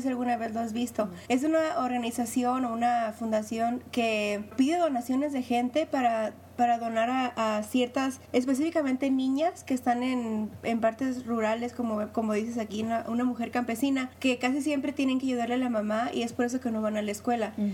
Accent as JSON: {"language": "Spanish", "country": "Mexico", "said": "me soy mexicana"}